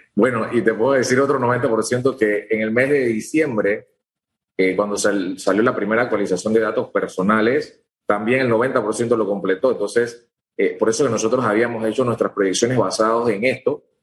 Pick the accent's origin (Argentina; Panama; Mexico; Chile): Panama; nosotros como panameños